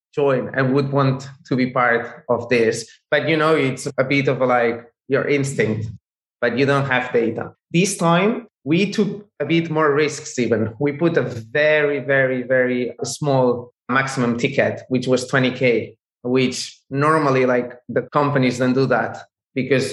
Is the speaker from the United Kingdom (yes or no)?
no; Barcelona, Catalonia, Spain; we are from Barcelona. We are from Spain.